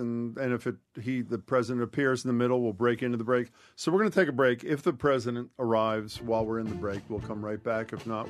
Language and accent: English; Pennsylvania, United States; now in Massachusetts, United States; I've lived in Massachusetts for 40 years. I was raised in Chester County. It's in Pennsylvania, where we had pole lima beans.